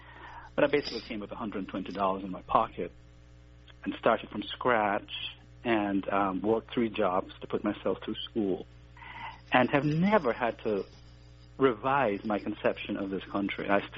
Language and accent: English; Jamaica; moved away as an adult; also born or lived in American South; now in United States; Well, you know, I came to America when I was 20 years old. And as a child growing up in Jamaica, I had learned a lot about American history.